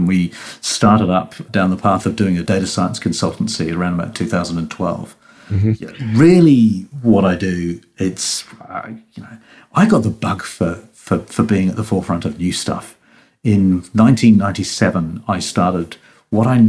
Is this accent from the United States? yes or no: no; New Zealand; now in United Kingdom; in the year I was born in the country I grew up in New Zealand